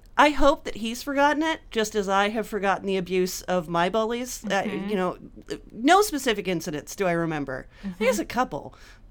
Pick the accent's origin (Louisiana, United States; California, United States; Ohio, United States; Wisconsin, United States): California, United States; Napa; I grew up in Napa. It's all segregated so that I only hung out with white kids, and it was all like upper middle class, the worst kind of rich.